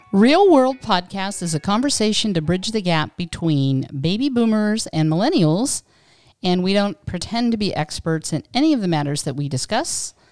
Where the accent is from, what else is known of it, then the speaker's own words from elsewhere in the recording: Western Pennsylvania, United States; now in California, United States; having grown up in Western Pennsylvania